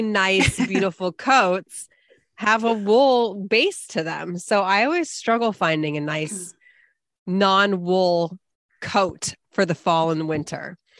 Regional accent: Bay Area, California, United States; now in Los Angeles, United States; I'm from the Bay Area. Like, yeah, I've lived here a long time

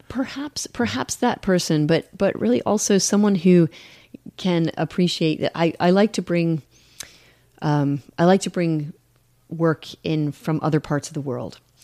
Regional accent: United States; moved away; I'm mostly American, I'm I'm just a little bit British. I was, you know, naturalized

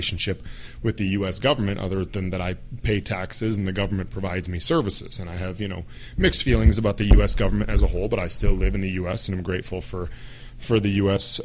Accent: Minnesota, United States; also born or lived in Middle East; I am a guy from Minnesota

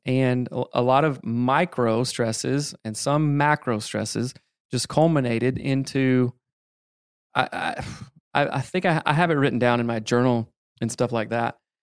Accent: the Bible Belt, the South, United States; growing up in the Bible Belt

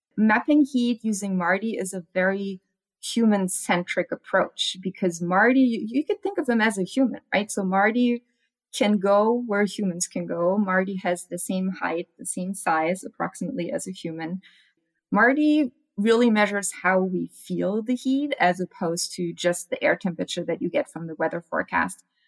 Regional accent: Germany; now in Arizona, United States; I'm from Germany

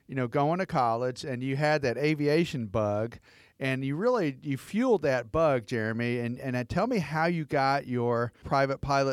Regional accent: Atlanta, Georgia, United States; I'm from Atlanta

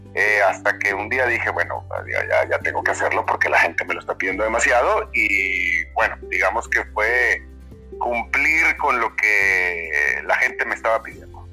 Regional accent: Monterrey, Nuevo León, Mexico; moved away; mi ciudad natal de Monterrey

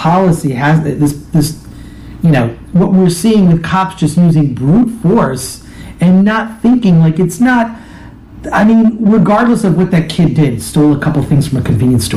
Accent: Royal Oak, Michigan, United States; now in Los Angeles, United States; I grew up in Royal Oak, about 2 miles outside of Detroit

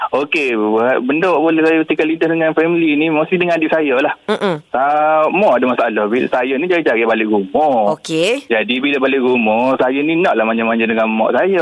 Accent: Kelantan, Malaysia; Saya daripada Kelantan

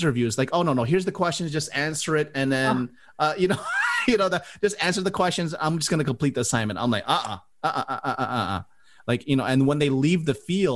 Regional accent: Miami, Florida, United States; moved away as an adult; now in Orlando, United States; I'm originally from Miami, and I moved here to the Orlando

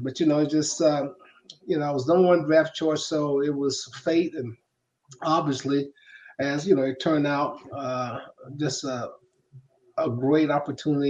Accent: Macon, Georgia, United States; moved away as an adult; I grew up in um, from Macon, Georgia

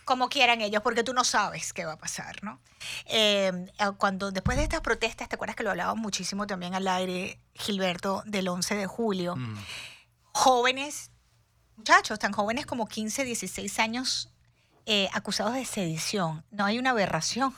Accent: Venezuela; yo nací en Venezuela

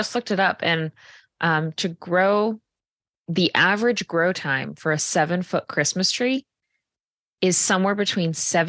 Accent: Tiverton, Rhode Island, United States; I grew up in Tiverton, and this farm has been around for long before I've been.

